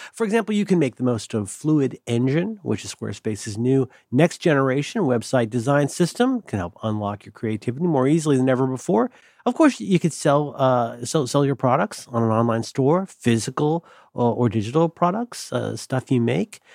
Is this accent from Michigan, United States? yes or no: no; Ohio, United States; I'm from Ohio